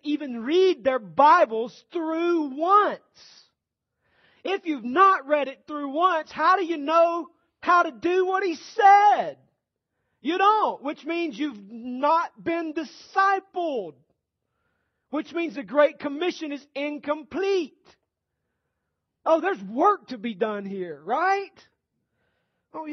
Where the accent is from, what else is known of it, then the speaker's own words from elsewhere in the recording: Rome, Georgia, United States; This is my hometown